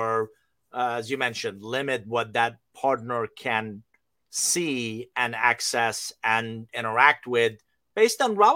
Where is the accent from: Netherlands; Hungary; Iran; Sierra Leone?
Iran; moved away; I'm originally from Iran.